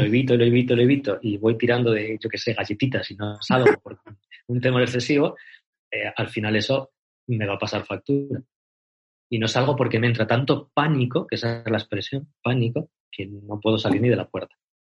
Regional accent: Salamanca, Castile and León, Spain; moved away as an adult; also born or lived in Argentina; now in Cáceres, Spain; soy de Salamanca, nací en Salamanca

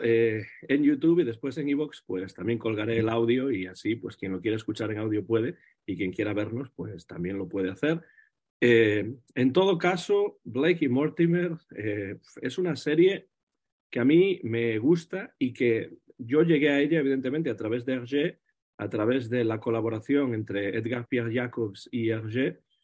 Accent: Vigo, Galicia, Spain; donde yo nací, en Vigo, en Galicia

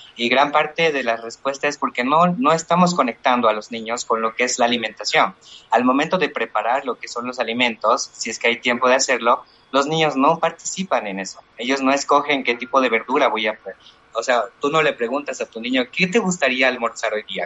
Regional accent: Chuquisaca, Bolivia; Yo soy de Chuquisaca, soy de la zona del Valle, aquí en Bolivia

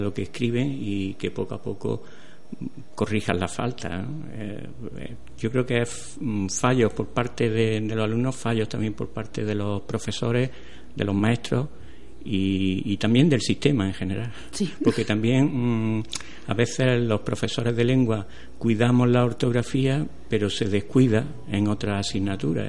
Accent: Atarfe, Andalusia, Spain; ahora estoy en mi pueblo, en Atarfe

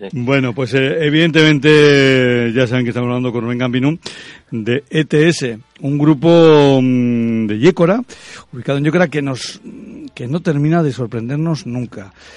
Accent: Rioja, Basque Country, Spain; los que somos de Rioja

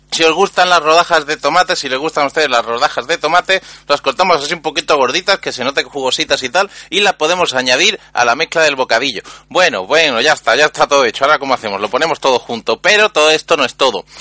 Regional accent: Andalusia, Spain; yo soy un emisario andaluz

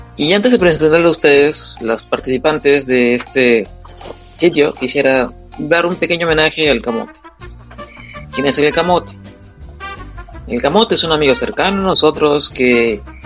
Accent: Peru; soy peruano

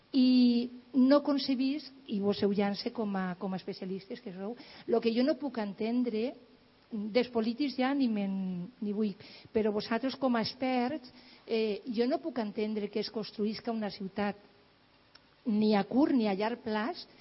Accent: l'Horta Sud, Valencian Community, Spain; en l'Horta Sud eh, hem tingut que lluitar perquè d'on jo sóc, del barri castellaro liberal

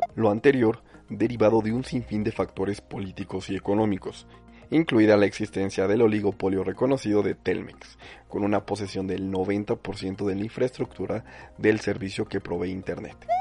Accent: Mexico

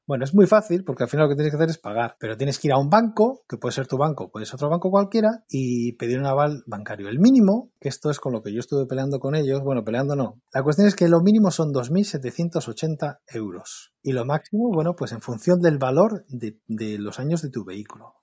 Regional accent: Portugalete, Basque Country, Spain; soy vecino de Portugalete

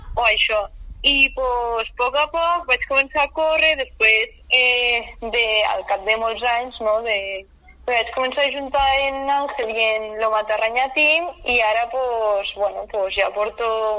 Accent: Mont-roig, Aragon, Spain; jo he, he crescut sempre a Montroig, i soc de Montroig

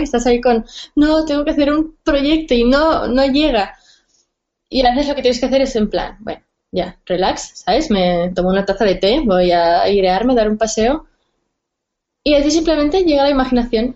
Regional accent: Barcelona, Catalonia, Spain; soy de Barcelona

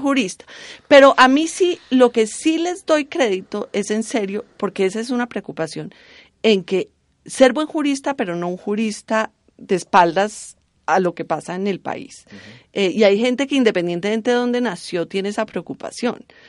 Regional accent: Cali, Valle del Cauca, Colombia; yo en verdad soy de Cali

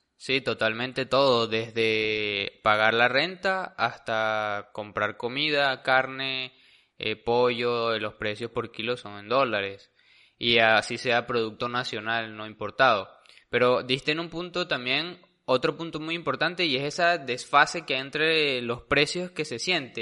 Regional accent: Venezuela; como venezolano

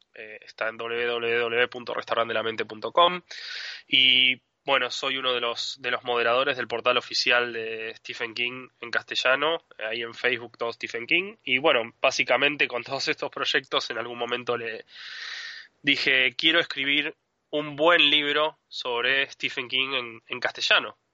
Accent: Argentina; also born or lived in Adrogué, Buenos Aires Province; soy argentino, vivo en Adrogué, que es una ciudad, es una ciudad al sur de, la capital federal, dentro de la provincia de Buenos Aires

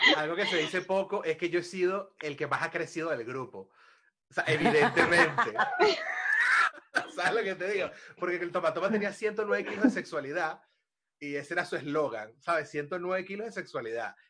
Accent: Venezuela; moved away as an adult; now in Spain; cuando me fui de Venezuela.

